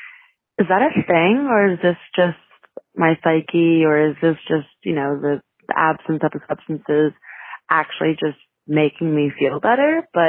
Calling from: Brooklyn, New York, United States; I'm calling from Brooklyn, lesbian lady over here

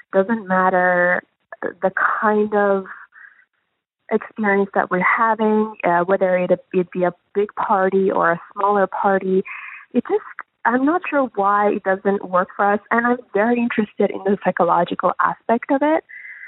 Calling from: Toronto, Ontario, Canada; I'm calling from Toronto

